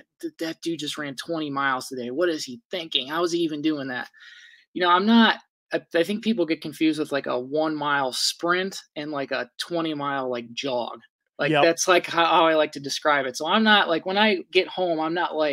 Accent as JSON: {"language": "English", "region": "Ohio", "country": "United States", "said": "I live in an area, I'm from Ohio"}